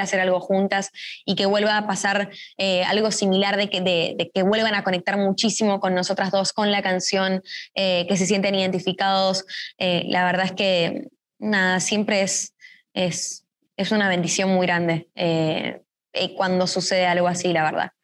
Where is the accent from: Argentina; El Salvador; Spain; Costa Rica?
Argentina; siendo dos argentinas